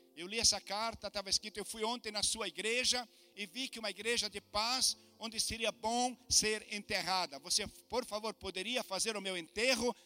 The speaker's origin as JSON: {"language": "Portuguese", "country": "Brazil", "also_born_or_lived": "Germany", "moved": "as an adult", "said": "Eu sou do Brasil"}